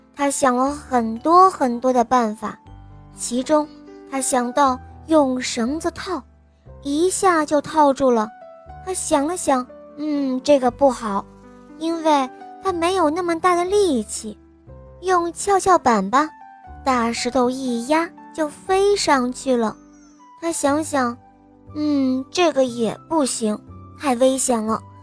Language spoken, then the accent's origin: Chinese; Tangshan, Hebei, China; 我来自河北唐山，我今年五岁半了